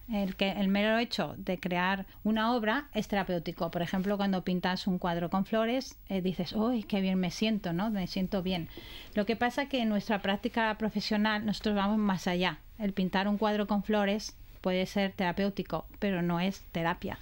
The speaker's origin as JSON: {"language": "Spanish", "country": "Spain", "also_born_or_lived": "Australia", "moved": "yes", "lives_now": "Brisbane, Australia", "said": "soy española y australiana"}